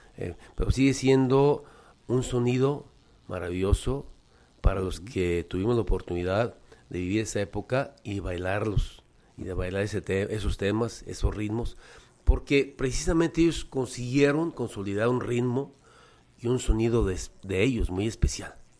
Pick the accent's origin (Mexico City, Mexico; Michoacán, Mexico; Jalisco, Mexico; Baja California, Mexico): Jalisco, Mexico; Guadalajara; soy franco-mexicano, efectivamente, pero soy nacido en Guadalajara, soy jalisciense